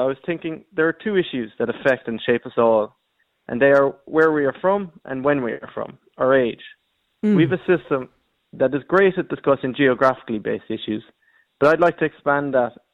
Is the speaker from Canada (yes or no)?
no; County Kerry, Munster, Ireland; I come from Clorglan in County Kerry.